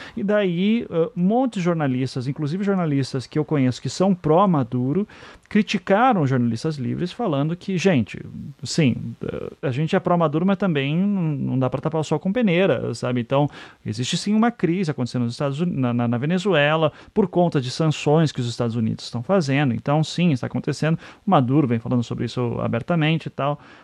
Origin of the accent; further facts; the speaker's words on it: Brazil; nós que somos brasileiros passamos por pela, pela aquela inflação maluca